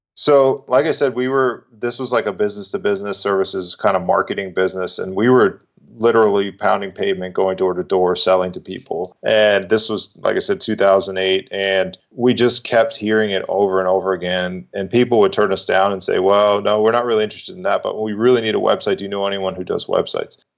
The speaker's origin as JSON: {"language": "English", "region": "Massachusetts", "country": "United States", "tie": "born or raised there", "also_born_or_lived": "North Carolina", "moved": "as an adult", "said": "I'm originally from Massachusetts, grew up, born and raised there."}